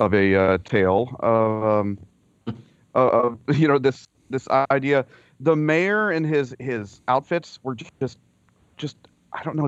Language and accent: English; Florida, United States; I grew up in Florida